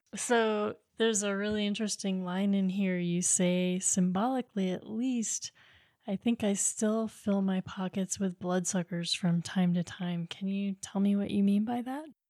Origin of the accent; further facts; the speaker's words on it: Maine, United States; I grew up in Maine